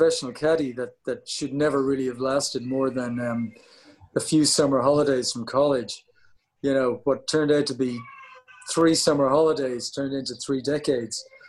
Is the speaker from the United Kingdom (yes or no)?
no; Howth, Leinster, Ireland; moved away as an adult; I'm in Hoth, yeah, back in Hoth, where I grew up.